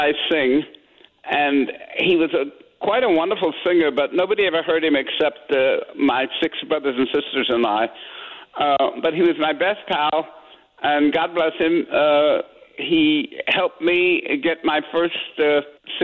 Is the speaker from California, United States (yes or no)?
yes; San Francisco, California, United States; I grew up in San Francisco